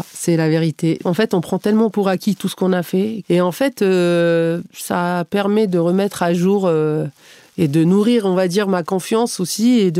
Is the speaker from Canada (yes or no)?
yes; Canada; tous les gens qui perçaient, ils me disaient, tu viens d'où bah, je disais du Canada.